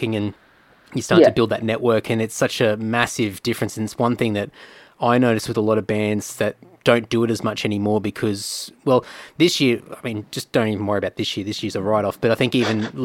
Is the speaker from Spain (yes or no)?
no; Brisbane, Queensland, Australia; now in Sydney, Australia; I was sort of a little bit fresh to the Sydney scene, because I was from Brisbane originally